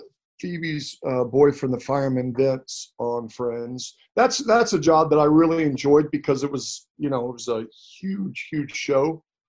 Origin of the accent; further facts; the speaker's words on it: Atlanta, Georgia, United States; now in West Coast, United States; I grew up in Atlanta, Georgia.